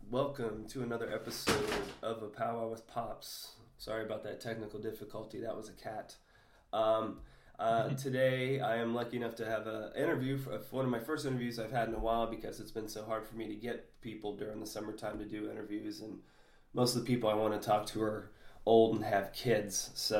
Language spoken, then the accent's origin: English; New Hampshire, United States; now in Florida, United States; That's actually why I ended up moving to Florida myself. I'm originally from New Hampshire, and my grandfather, the weather was too bad for him.